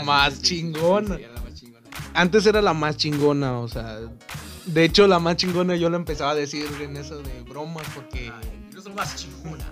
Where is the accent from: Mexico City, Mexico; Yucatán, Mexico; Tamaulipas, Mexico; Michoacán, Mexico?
Tamaulipas, Mexico; Reynosa; somos de Reynosa